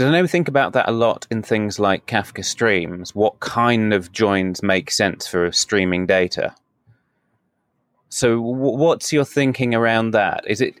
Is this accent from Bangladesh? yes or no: no; United Kingdom; that my home country is small?